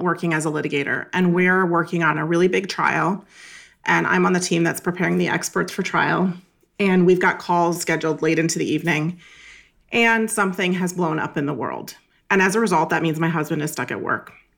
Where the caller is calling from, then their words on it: Northern Virginia, United States; I'm calling in from Northern Virginia, just outside of Washington, D C